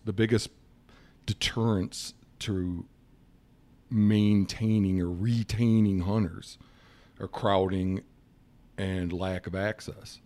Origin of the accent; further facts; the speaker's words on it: Michigan, United States; moved away as an adult; also born or lived in Montana; now in Miles City, United States; I'm from Michigan originally, and I moved to Montana in nineteen ninety-seven